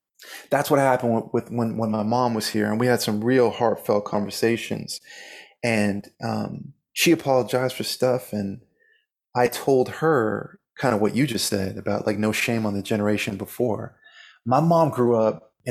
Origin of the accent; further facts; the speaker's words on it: Canada; now in Los Angeles, United States; I live in LA now. I grew up in Canada, of course, but I live in LA now